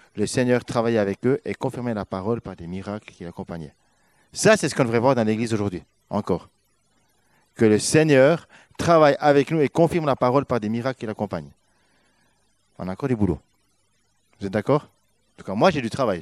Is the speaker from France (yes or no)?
no; Switzerland; moved away as an adult; On a quitté notre Suisse pour être là